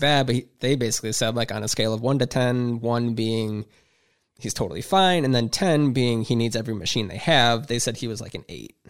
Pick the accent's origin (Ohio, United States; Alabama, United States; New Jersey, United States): Ohio, United States; Huron; I grew up in Huron, went to school there